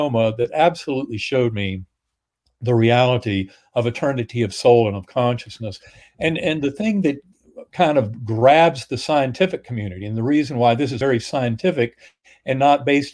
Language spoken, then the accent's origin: English; North Carolina, United States; Methodist church growing up in North Carolina